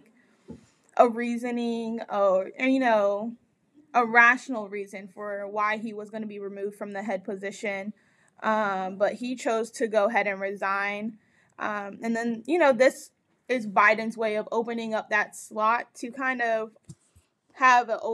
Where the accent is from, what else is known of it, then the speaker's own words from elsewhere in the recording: United States; we as Americans